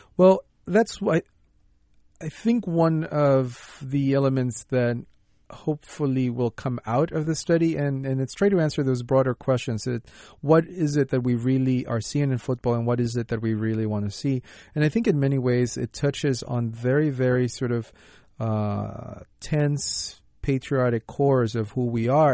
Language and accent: English; United States